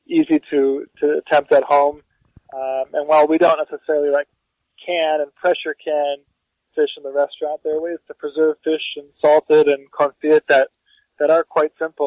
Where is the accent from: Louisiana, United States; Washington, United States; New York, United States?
New York, United States; growing up in Soho in New York